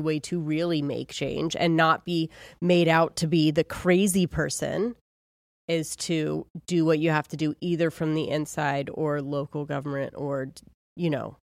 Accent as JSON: {"language": "English", "region": "Ohio", "country": "United States", "said": "I'm from Ohio"}